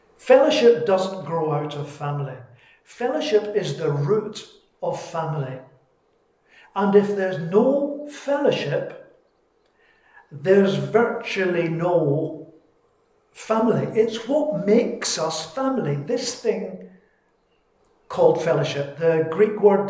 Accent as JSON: {"language": "English", "region": "Scotland", "country": "United Kingdom", "said": "I'm Scottish. It's my culture."}